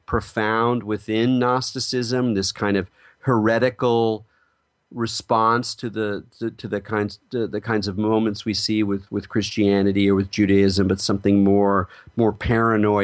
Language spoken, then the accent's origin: English; California, United States; I'm from California